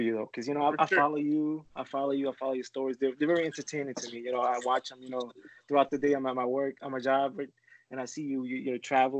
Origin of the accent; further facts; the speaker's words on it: New York City, New York, United States; I'm from Queens, New York.